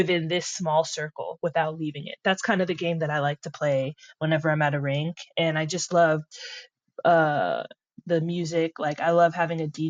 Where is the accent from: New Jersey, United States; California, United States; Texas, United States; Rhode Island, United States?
California, United States; Los Angeles; I'm from LA.